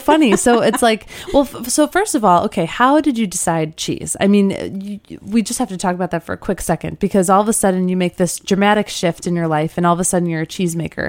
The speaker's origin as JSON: {"language": "English", "region": "Midwest", "country": "United States", "said": "I'm from the Midwest"}